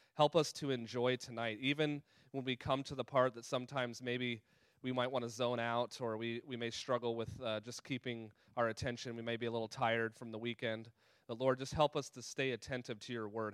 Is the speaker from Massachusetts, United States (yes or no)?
no; California, United States; moved away; also born or lived in Colorado; that was where I was born and raised out in California and Colorado.